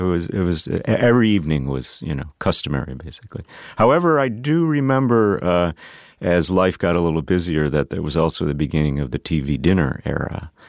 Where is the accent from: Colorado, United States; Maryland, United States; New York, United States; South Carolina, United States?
New York, United States; Tonawanda; So I grew up in Western New York near Buffalo, a place called Tonawanda.